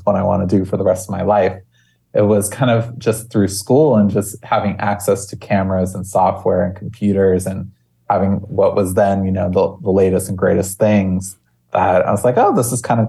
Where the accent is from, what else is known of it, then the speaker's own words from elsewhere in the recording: Maui, Hawaii, United States; growing up in Hawaii is such a unique experience